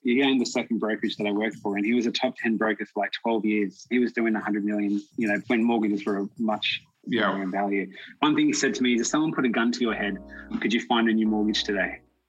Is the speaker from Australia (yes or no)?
yes; Australia; moved away as an adult; now in British Columbia, Canada; you can probably tell with the accent, I'm from Australia. I moved to Canada, like, I want to say 6.5 years ago.